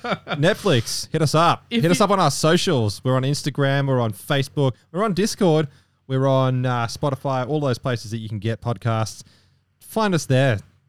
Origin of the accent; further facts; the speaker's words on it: Wales, United Kingdom; However, I'm not from Florida, which is good. I'm from Wales